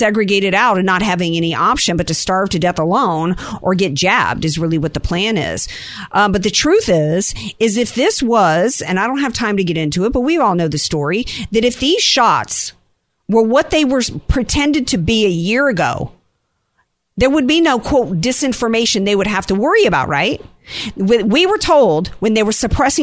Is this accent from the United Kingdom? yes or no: no; Louisiana, United States; now in San Diego, United States; my home state, I'm a little preoccupied tonight thinking about my people down there.